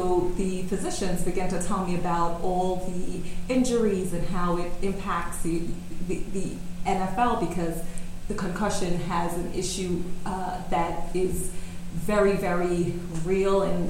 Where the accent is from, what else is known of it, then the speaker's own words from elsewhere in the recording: New York City, New York, United States; moved away as an adult; also born or lived in California; Right here in New York City